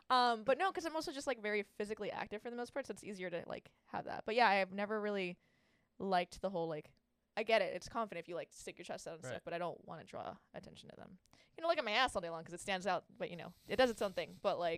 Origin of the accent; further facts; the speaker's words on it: Santa Ana, California, United States; I grew up in Santa Ana. I grew up actually kind of everywhere, but mainly in Santa Ana.